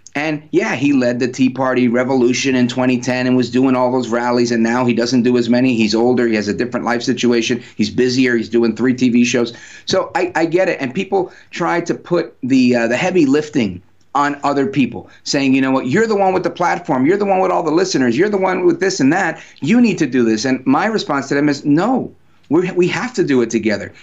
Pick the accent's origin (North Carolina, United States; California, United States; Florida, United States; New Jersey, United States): New Jersey, United States; also born or lived in Brooklyn, New York; I'm a New Yorker, born in Brooklyn, raised in Jersey, born to Puerto Rican parents